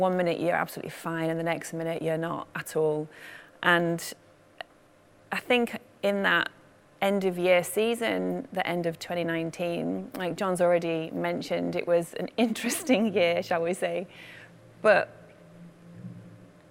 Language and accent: English; Manchester, North West England, United Kingdom; I grew up in Manchester